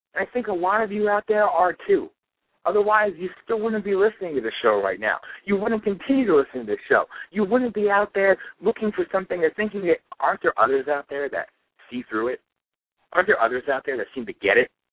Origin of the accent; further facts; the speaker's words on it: Pennsylvania, United States; I'm from Pennsylvania.